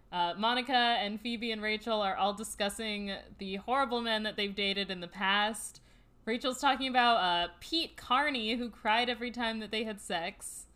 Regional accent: Australia; accent: Australian; I think we deserve 5 stars just for my Australian accent alone.

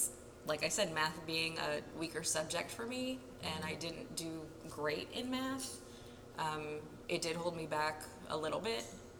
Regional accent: New Port Richey, Florida, United States; I was born and raised in Florida.

